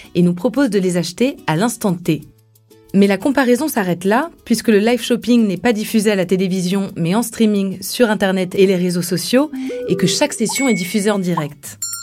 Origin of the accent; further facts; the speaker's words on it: France; Chez nous, en France